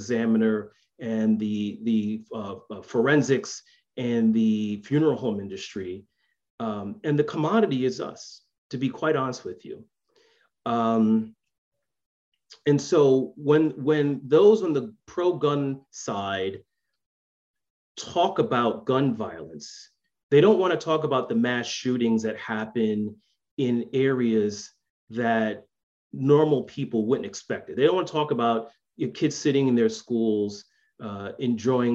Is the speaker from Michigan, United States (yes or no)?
no; New York City, New York, United States; I grew up in the South Bronx.